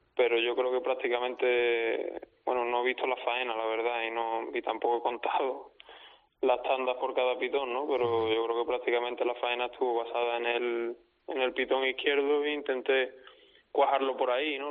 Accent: Olivenza, Extremadura, Spain; mi tierra

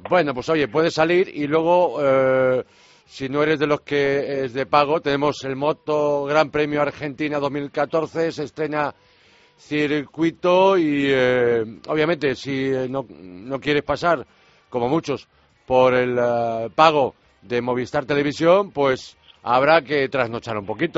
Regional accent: Galicia, Spain; por mi tierra, por Galicia

